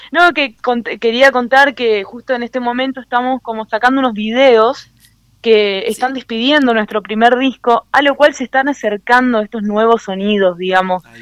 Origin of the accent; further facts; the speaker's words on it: Formosa, Argentina; now in Córdoba, Argentina; estamos unidos los formoseños.